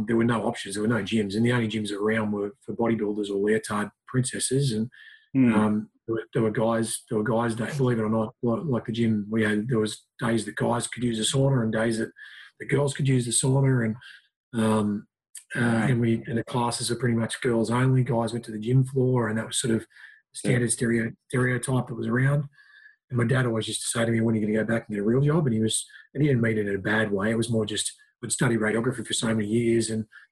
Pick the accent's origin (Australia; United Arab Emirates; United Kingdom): Australia; Lismore, New South Wales; moved away as an adult; now in Newcastle, Australia; came down to Newcastle because I was from Lismore, North Coast, and moved here to study radiography